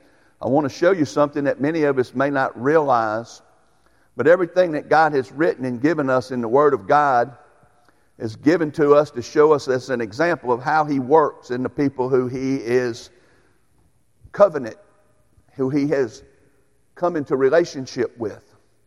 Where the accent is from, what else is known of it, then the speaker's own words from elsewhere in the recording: United States; as an American. And I don't know about y'all, but I am thankful for the way God has blessed me in my 58 years of being able to live in this great land